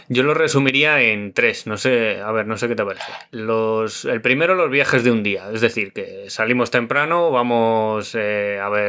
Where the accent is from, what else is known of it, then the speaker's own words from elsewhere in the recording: Orcajada de la Torre, Castilla-La Mancha, Spain; now in Madrid, Spain; pues hacemos noche en mi pueblo, Orcajada de la Torre, que está en la provincia de Cuenca